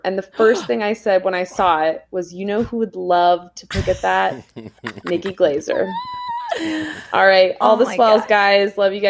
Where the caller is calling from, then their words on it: Sacramento, California, United States; from Sacramento.